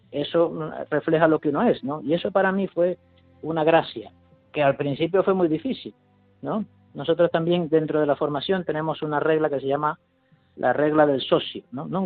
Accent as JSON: {"language": "Spanish", "country": "Venezuela", "moved": "as an adult", "lives_now": "Madrid, Spain", "said": "Yo en su día, yo vine aquí de Venezuela y por sorteo pues me han enviado a Madrid."}